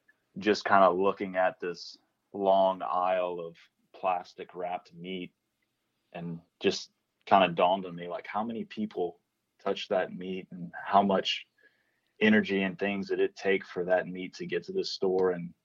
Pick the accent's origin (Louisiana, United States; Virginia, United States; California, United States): Louisiana, United States; New Iberia; No. So I'm from New Iberia, which is pretty far south.